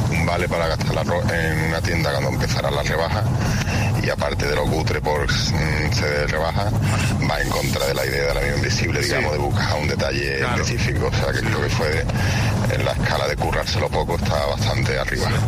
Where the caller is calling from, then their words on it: Seville, Andalusia, Spain; de Sevilla.